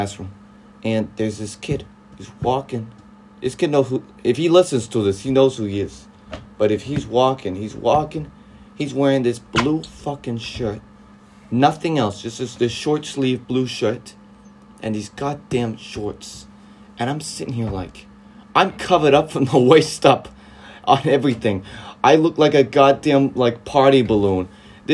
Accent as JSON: {"language": "English", "region": "Southern Florida", "country": "United States", "moved": "as an adult", "said": "So I'm from Southern Florida. I'm from the South"}